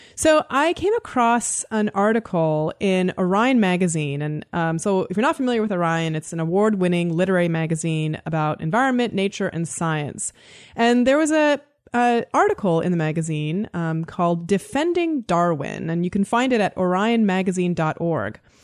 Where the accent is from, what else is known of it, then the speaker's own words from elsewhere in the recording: Canada; I am Canadian.